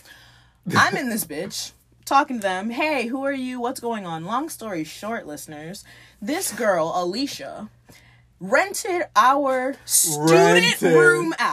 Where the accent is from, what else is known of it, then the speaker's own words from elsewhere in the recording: Miami, Florida, United States; I'm from Miami-Dade